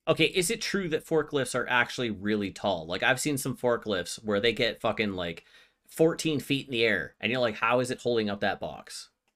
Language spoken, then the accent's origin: English; Canada; I'm Canadian